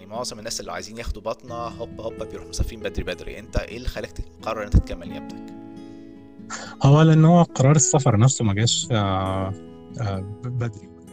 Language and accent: Arabic; Egypt; moved away as an adult; انا من مصر